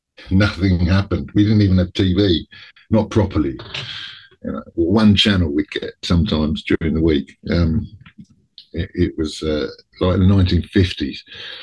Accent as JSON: {"language": "English", "country": "New Zealand", "tie": "born there", "said": "I was born in New Zealand in 1964, which was a different era completely"}